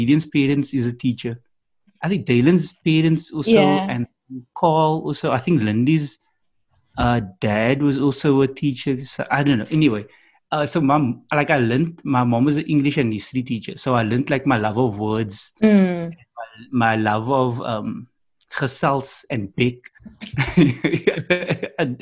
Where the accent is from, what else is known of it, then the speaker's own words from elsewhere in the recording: Cape Town, Western Cape, South Africa; I'm from Cape Town